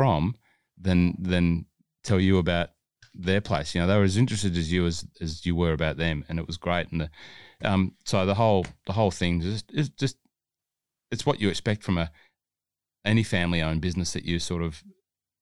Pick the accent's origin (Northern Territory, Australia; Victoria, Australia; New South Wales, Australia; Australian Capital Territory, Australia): New South Wales, Australia; Hunter Valley; I'm from the Hunter Valley